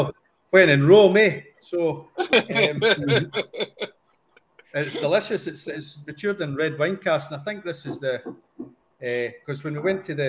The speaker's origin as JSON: {"language": "English", "region": "Scotland", "country": "United Kingdom", "said": "I'm a Scotsman"}